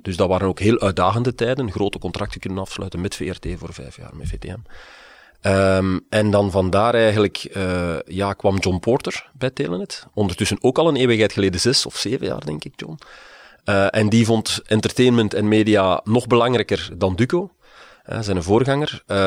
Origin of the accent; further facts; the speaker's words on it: Liedekerke, Flanders, Belgium; also born or lived in Aalst; ik ben geboren in Alst, maar getogen in het Vlaamse Brabantse Liedekerke